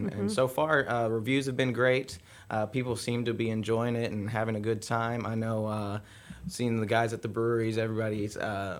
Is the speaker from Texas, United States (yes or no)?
yes; Rusk, Texas, United States; moved away as an adult; now in Conroe, United States; I'm actually from Rust, Texas. It's a small town.